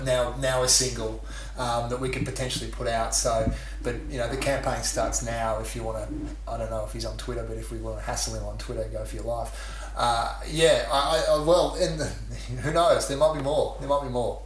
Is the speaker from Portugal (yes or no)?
no; Australia; as an Australian, we grew up probably early days in the 80s.